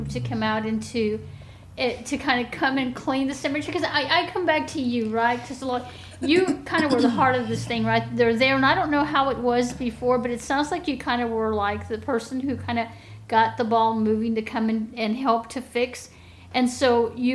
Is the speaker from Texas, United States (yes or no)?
yes; San Marcos, Texas, United States; I was from San Marcos